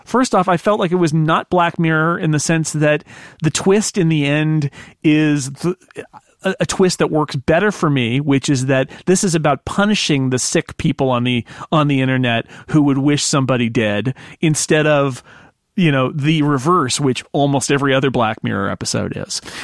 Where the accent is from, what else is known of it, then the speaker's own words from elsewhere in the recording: California, United States; being a Californian